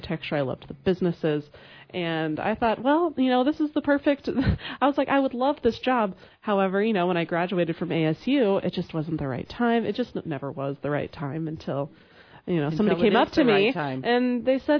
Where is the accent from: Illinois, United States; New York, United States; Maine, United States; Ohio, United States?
Illinois, United States; Quincy; also born or lived in Arizona; I was born and raised in Quincy.